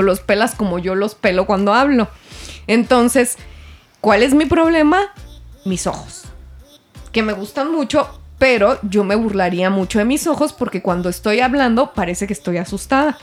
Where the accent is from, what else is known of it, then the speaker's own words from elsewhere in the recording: Mexico; soy mexicana